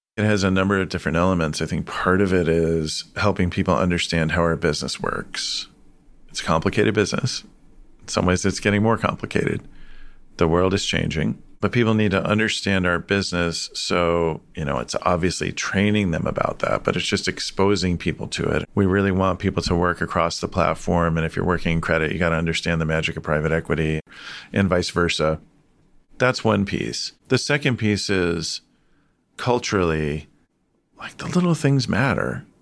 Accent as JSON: {"language": "English", "town": "Chicago", "region": "Illinois", "country": "United States", "tie": "born or raised there", "said": "I grew up in Chicago"}